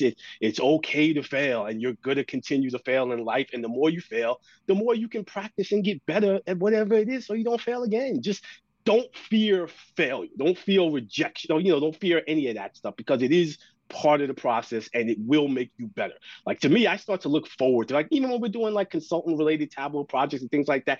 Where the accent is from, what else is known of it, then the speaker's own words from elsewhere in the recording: New York, United States; my parents, my sister, everybody, we're from New York